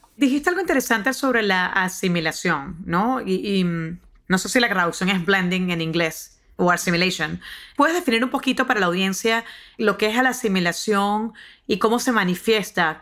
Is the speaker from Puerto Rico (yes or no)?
no; Venezuela; now in United States; en mi país